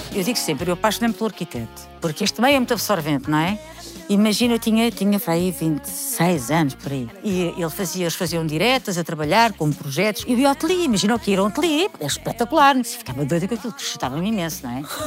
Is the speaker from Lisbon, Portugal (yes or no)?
yes; Queijas, Lisbon, Portugal; eu tive uma infância espetacular, porque fui criada em Queijas, uma vilazinha